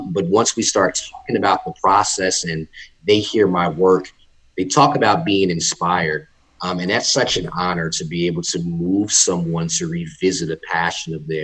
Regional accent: Jersey City, New Jersey, United States; now in North Carolina, United States; I'm originally from Jersey City, New Jersey. Shout out to the 201. And I relocated to North Carolina in 2009

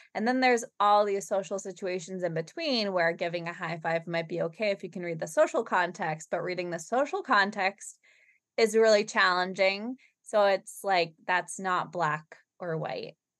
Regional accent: Boston, Massachusetts, United States; we're from Boston, Massachusetts

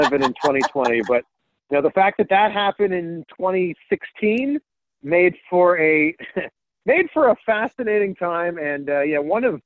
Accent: Pickering, Ontario, Canada; moved away as an adult; also born or lived in Cleveland, Ohio / Miami; now in Ohio, United States; So I'm a Canadian, born and raised, like I said, just outside of Toronto. I'm from a town called Pickering, Ontario

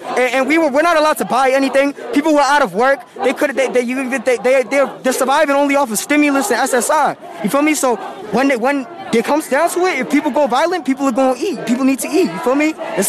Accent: Boston, Massachusetts, United States; I'm from Boston. I'm from Mattapan.

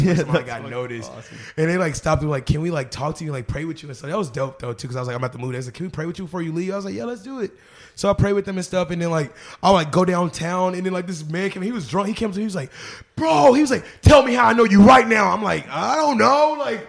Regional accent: Arkansas, United States; I'm really most excited to have a show back at the stadium, back in my home state.

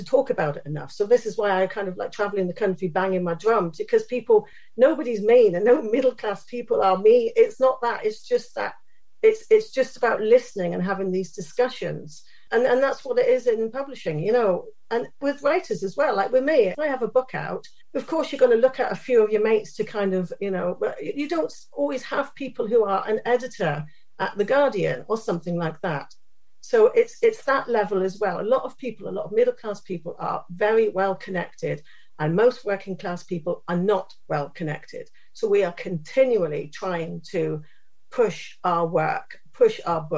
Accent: Downderry, South West England, United Kingdom; I was brought up in a small village called Downderry in southeast Cornwall, on a small council estate with my mum.

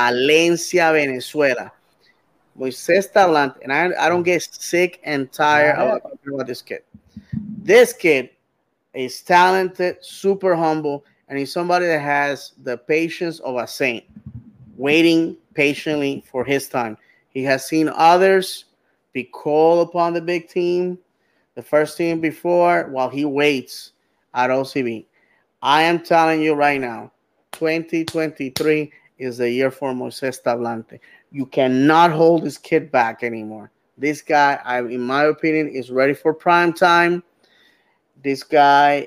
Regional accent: Bayamón, Puerto Rico; my hometown, 10 minutes away from where I grew up

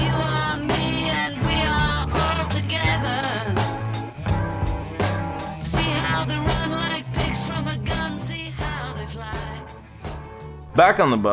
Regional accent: the South, United States; accent: Southern; If you can't tell from my accent, I am a Southern boy

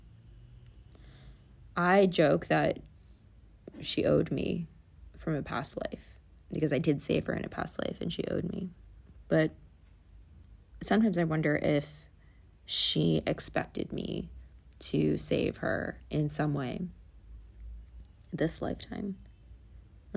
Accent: New York City, New York, United States; We grew up in the Bronx, you know. The Bronx was not an easy life

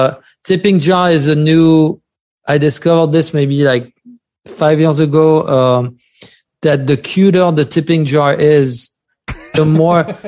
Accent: France; accent: French; English is a second language; now in New York City, United States; my French accent

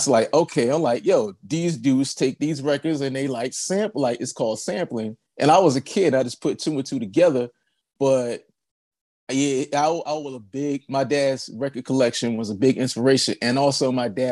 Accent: Charlotte, North Carolina, United States; I grew up like in Charlotte, North Carolina.

